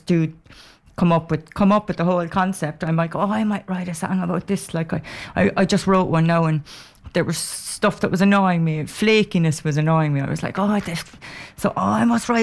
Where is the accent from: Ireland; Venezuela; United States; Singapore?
Ireland; Cork, Munster; I'm from Cork.